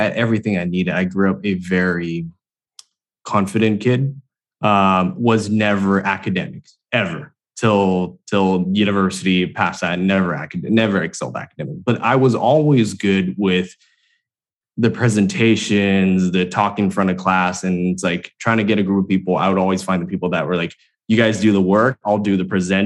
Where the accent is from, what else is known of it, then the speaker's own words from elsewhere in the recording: Hong Kong; also born or lived in Los Angeles, United States; I was born in LA, but then I grew up in Hong Kong.